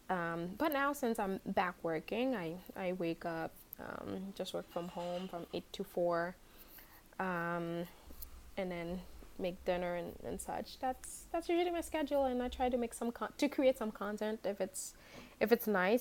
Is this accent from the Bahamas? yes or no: no; Haiti; now in New York, United States; I was born and raised in Haiti